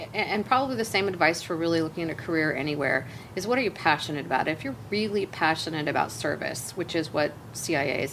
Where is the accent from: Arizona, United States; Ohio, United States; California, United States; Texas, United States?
California, United States; Central; also born or lived in Los Angeles; I grew up in a very small rural farming community in Central California